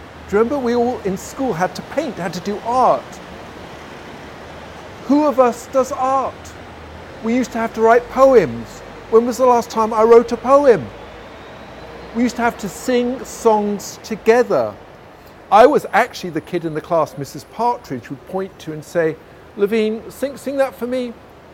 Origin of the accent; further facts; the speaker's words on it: London, United Kingdom; I grew up in London